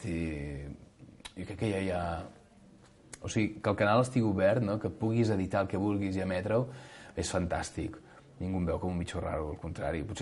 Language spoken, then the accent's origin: Catalan; Catalonia, Spain; més com que som catalans, auto, donar-se autobombo